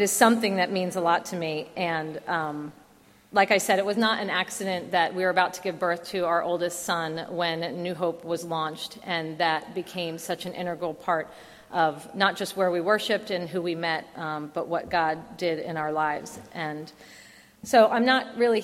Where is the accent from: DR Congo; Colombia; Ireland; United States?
United States; New Jersey; moved away; I grew up in the Garden State part of New Jersey, where there does in fact exist a very rural area